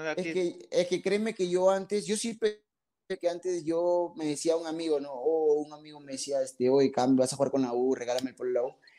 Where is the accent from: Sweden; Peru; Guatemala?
Peru; Piura; yo soy de Piura, Piura. O sea, del aeropuerto a cinco minutos